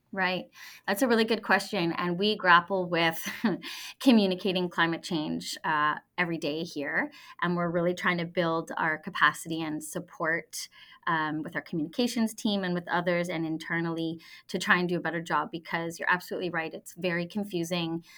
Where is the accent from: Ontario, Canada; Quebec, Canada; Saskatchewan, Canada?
Ontario, Canada; Ottawa; I grew up in Ottawa